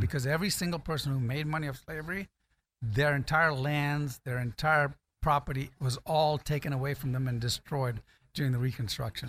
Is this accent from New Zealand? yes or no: no; Ghana; moved away; also born or lived in California; I was born in Ghana, I guess I could qualify as African American